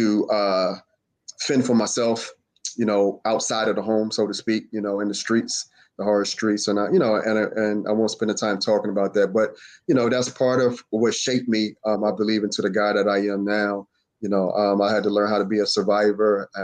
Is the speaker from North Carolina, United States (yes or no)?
no; Philadelphia, Pennsylvania, United States; I'm from Southwest Philadelphia, born and raised next to West Philly